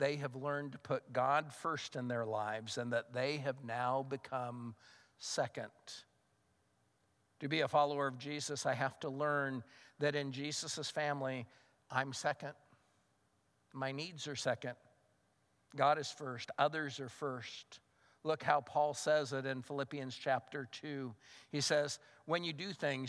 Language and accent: English; United States; I'm a Christian first and an American second.